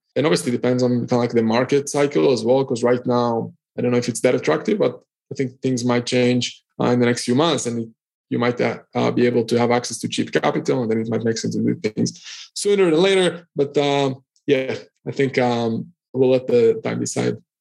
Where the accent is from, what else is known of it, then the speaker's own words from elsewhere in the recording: Israel; now in Cyprus; I'm originally from Israel. I'm currently based in Cyprus